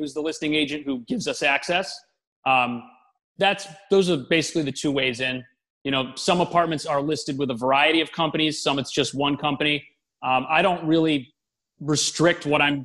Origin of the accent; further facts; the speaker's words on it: Massachusetts, United States; moved away as an adult; now in New York City, United States; I'm originally from Massachusetts